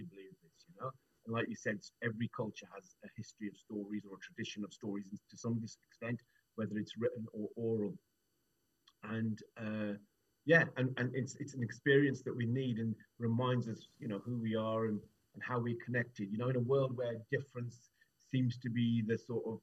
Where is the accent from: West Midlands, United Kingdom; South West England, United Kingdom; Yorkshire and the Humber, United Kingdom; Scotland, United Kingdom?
West Midlands, United Kingdom; Wolverhampton; I'm from Wolverhampton, born and bred